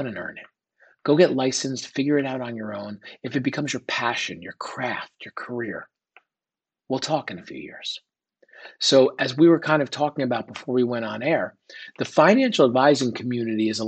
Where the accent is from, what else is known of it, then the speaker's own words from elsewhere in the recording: northern New Jersey, United States; moved away as an adult; also born or lived in Delaware / Philadelphia; I grew up right outside in New York City in northern New Jersey.